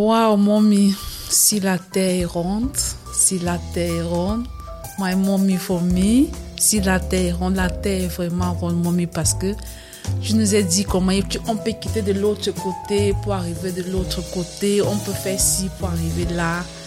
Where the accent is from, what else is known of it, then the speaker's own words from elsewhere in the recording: Cameroon; moved away; du Cameroun, parce que je suis camerounaise